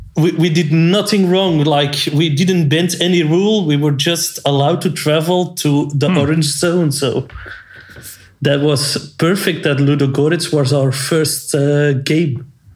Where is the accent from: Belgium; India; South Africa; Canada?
Belgium; we're from Belgium. Antwerp supporters